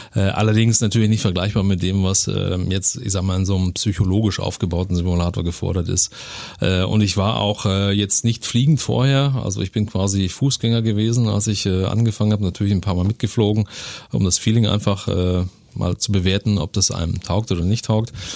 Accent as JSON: {"language": "German", "town": "Senftenberg", "region": "Brandenburg", "country": "Germany", "tie": "born or raised there", "also_born_or_lived": "Dresden, Saxony", "moved": "as an adult", "lives_now": "Neuburg an der Donau, Germany"}